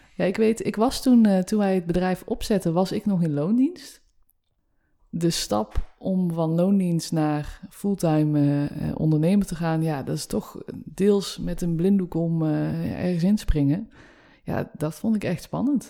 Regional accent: North Brabant, Netherlands; now in Utrecht, Netherlands; Ik kom uit Brabant, trotse

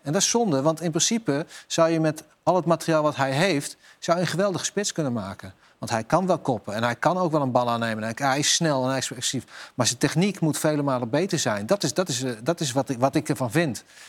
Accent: Netherlands; wij zijn Nederlanders

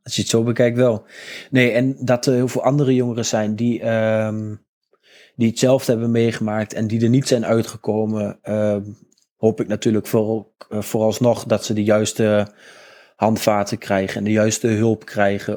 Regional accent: Almelo, Overijssel, Netherlands; ik ben opgegroeid in Almelo

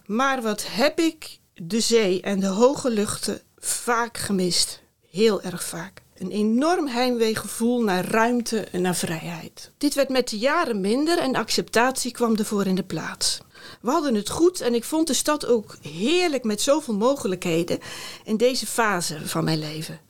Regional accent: Middelharnis, South Holland, Netherlands; moved away as an adult; also born or lived in Rotterdam; now in Eindhoven, Netherlands; Ik ben opgegroeid in Middelharnis en na de middelbare school eh, ben ik voor studie naar Rotterdam vertrokken

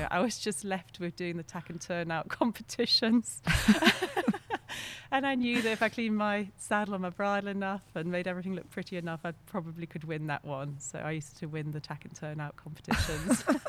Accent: Belgium; first language French; English is a second language; moved away; also born or lived in North Yorkshire, England / England; when I was six months old, my family moved to Belgium. And um, I was actually brought up in a French speaking school. So my first language is actually French

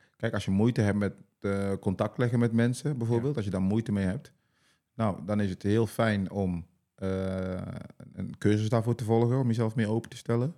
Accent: North Brabant, Netherlands; accent: Brabant

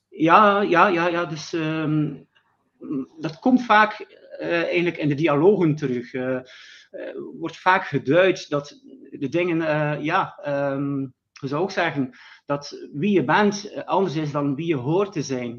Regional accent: West Flanders, Belgium; ik kom uit België, West-Vlaanderen

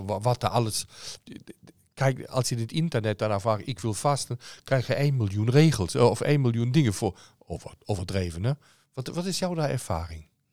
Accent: Cologne, North Rhine-Westphalia, Germany; Dutch is a second language; now in Netherlands; Ik kom uit Keulen uh, qua geboorte

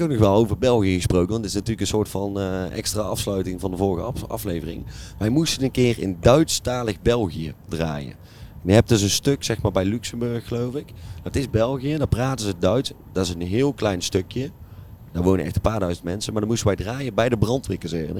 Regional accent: Kaatsheuvel, North Brabant, Netherlands; wij komen ook uit Kaatsheuvel

